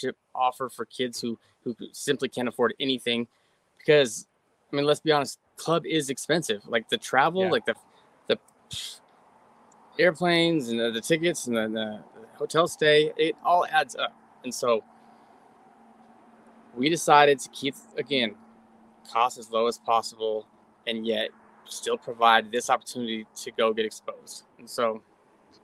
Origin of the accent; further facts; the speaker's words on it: San Diego, California, United States; we're from San Diego